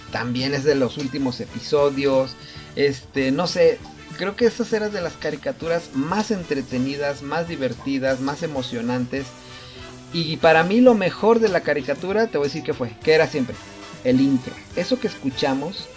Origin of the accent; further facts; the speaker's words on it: Mexico; como mexicanos, como latinos